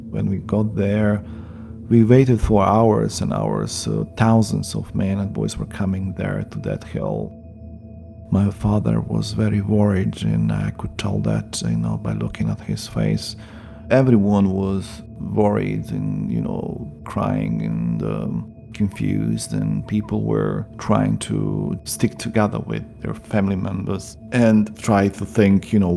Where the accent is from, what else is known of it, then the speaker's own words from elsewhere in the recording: Srebrenica, Republika Srpska, Bosnia & Herzegovina; English is a second language; I'm from Srebrenica. I'm mm, a um, survivor of the genocide.